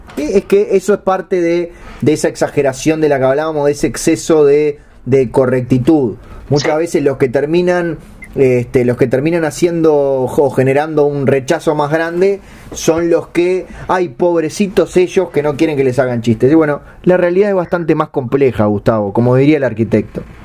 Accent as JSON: {"language": "Spanish", "country": "Uruguay"}